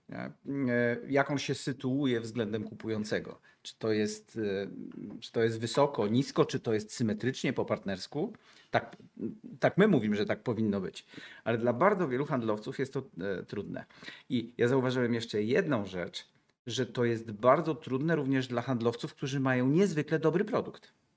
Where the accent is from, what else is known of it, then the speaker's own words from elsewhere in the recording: Gdańsk, Pomeranian Voivodeship, Poland; jestem z Gdańska